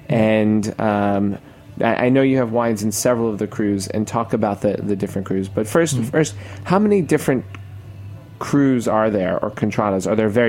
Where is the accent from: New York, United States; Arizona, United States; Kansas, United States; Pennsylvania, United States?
New York, United States; me as a New Yorker